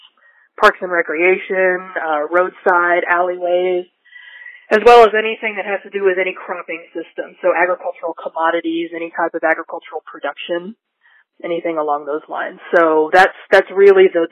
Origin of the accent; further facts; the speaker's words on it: Stephenville, Texas, United States; moved away as an adult; also born or lived in Lubbock, Texas / Indiana; now in New Mexico, United States; I am from northern central Texas, a small town called Stephenville. I was born and raised